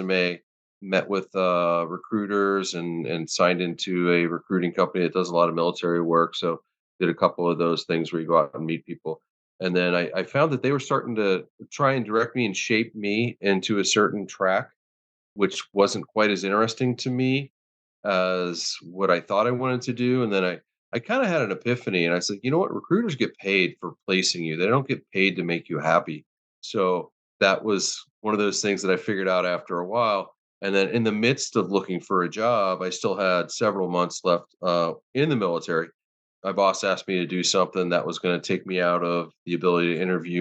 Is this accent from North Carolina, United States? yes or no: no; Pittsburgh, Pennsylvania, United States; moved away as an adult; I'm from Pittsburgh originally